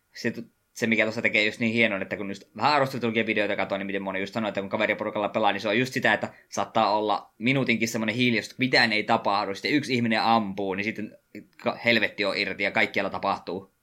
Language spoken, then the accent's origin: Finnish; near Savonlinna, South Savo, Finland; miehän olen alun perin parikymmentä kilometriä Savonlinnasta poispäin